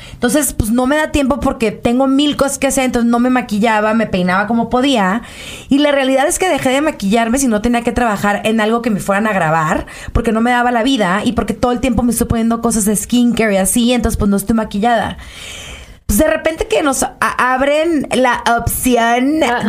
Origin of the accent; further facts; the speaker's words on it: Culiacán, Sinaloa, Mexico; Soy de Culiacán